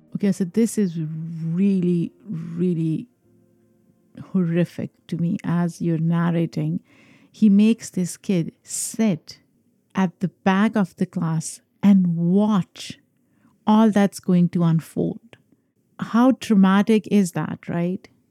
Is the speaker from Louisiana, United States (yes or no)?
no; New York, United States; New York is my hometown.